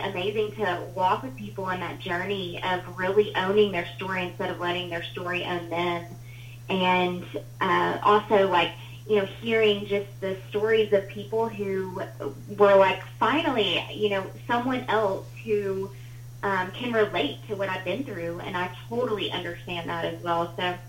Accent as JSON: {"language": "English", "town": "Huntsville", "region": "Alabama", "country": "United States", "tie": "born or raised there", "said": "I grew up in Huntsville, Alabama. Well, I was born there"}